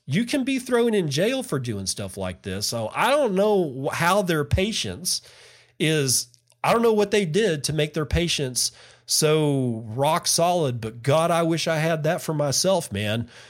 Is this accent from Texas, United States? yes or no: yes; Permian Basin, Texas, United States; I grew up in the Permian Basin